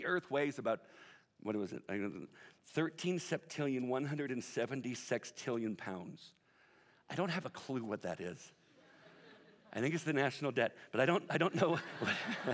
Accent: Southern California, United States; I'm from Southern Cal.

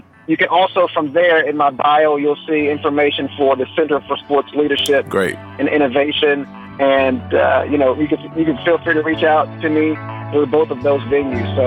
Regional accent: Mount Pleasant, Texas, United States; Mount Pleasant, Texas, my hometown.

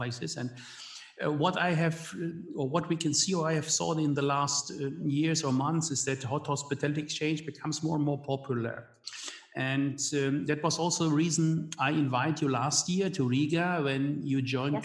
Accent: Hagen, North Rhine-Westphalia, Germany; I was born in Hagen, Westphalia

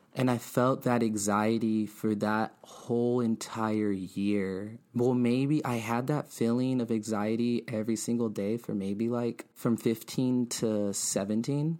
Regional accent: Bloomington, California, United States; also born or lived in Montclair, California / Ontario, California / Fontana, California / Los Angeles, California; I'm from the Inland Empire. I'm twenty-nine years old. Yeah, Bloomington, Rialto, to be exact.

